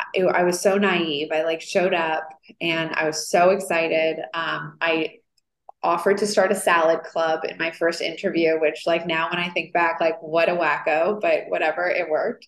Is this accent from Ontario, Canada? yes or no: yes; Toronto, Ontario, Canada; moved away as an adult; also born or lived in Montreal, Canada; now in New York, United States; I grew up in Toronto, so there was no fashion.